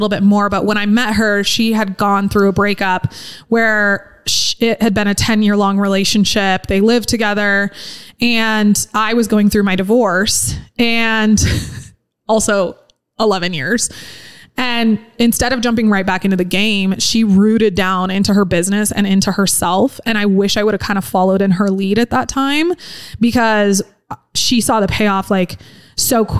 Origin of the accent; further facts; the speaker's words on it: Incline Village, Nevada, United States; growing up in Incline